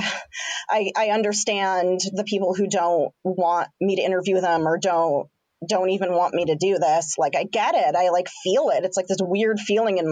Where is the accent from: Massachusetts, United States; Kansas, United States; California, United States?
California, United States; Santa Barbara; moved away; I grew up in Santa Barbara and now I'm here